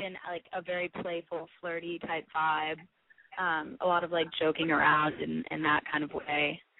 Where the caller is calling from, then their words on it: Rhode Island, United States; I'm 18, and I'm calling from Rhode Island.